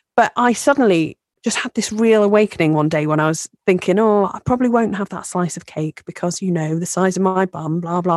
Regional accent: United Kingdom; we're British

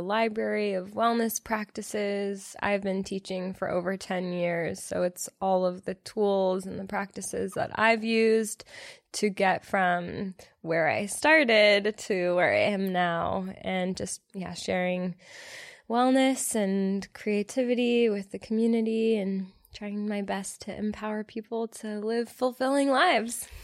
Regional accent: Los Angeles, California, United States; moved away as an adult; now in Austin, United States; I'm from LA. I grew up in Los Angeles, California

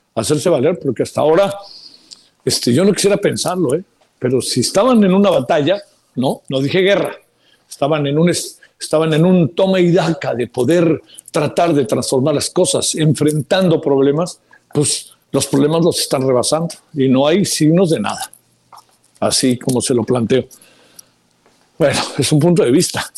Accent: Mexico; somos mexicanas, mexicanos

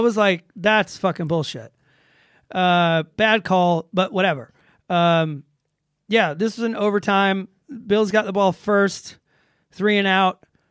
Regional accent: Georgia, United States; I'm from Georgia

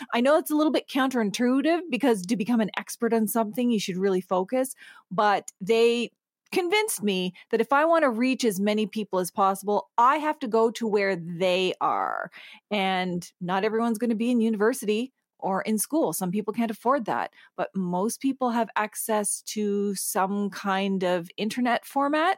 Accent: Eel River Bar First Nation, Atlantic Canada, New Brunswick, Canada; now in Toronto, Canada; I'm from the Sovereign Mi'kmaq Nation on Unceded Mi'kma'ki, which is in Atlantic Canada. My home reserve is Ugbeganjig, which is Eel River Bar First Nation

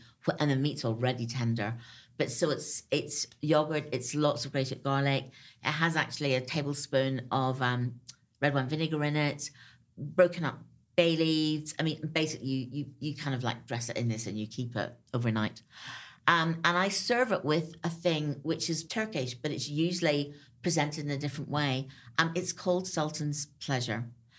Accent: Ireland; And actually, growing up in Ireland, so did I. Because my great thing then was to kind of like, we could buy pomegranates at Christmas.

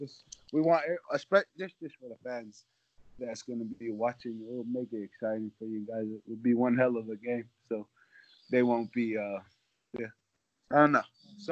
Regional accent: United States; I'm from Tonga. I was Tonga. Born and raised in America, but yeah, I'm 100% Tongan.

